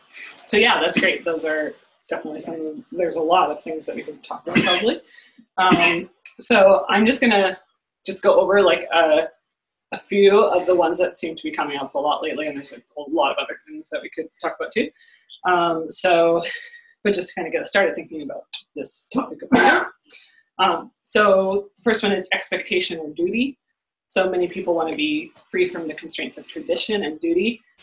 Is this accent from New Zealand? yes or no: no; Canada; I'm Canadian